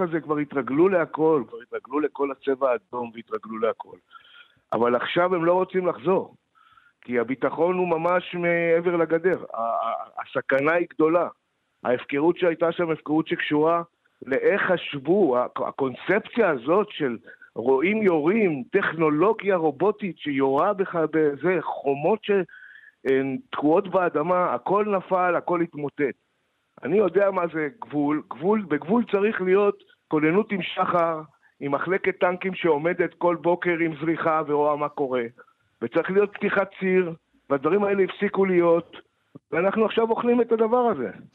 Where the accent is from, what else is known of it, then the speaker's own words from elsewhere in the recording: Moshav Yesha, western Negev, Southern District, Israel; אני גדלתי שם